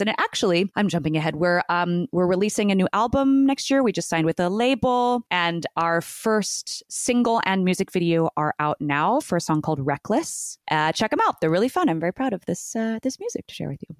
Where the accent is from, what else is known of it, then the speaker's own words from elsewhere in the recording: Newport Beach, California, United States; moved away as an adult; now in New York, United States; I was born in uh, Orange County in Newport Beach, the OC, as they say